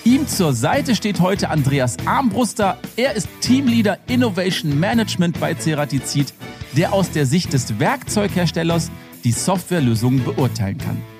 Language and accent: German; Rhineland, Germany; Da habe ich natürlich als Rheinländer direkt gedacht, erste Schneeflocke, bin ich raus mit dem Auto